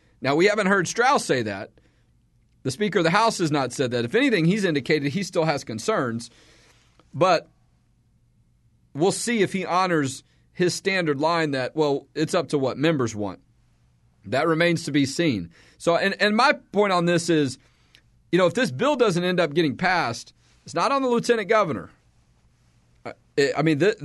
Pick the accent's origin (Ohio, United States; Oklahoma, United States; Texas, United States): Texas, United States; Houston; moved away as an adult; now in Austin, United States; I'm from Houston